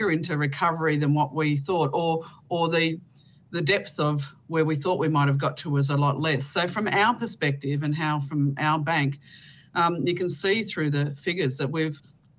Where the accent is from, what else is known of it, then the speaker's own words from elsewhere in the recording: Bendigo, Victoria, Australia; I'm based in Victoria. My hometown is Bendigo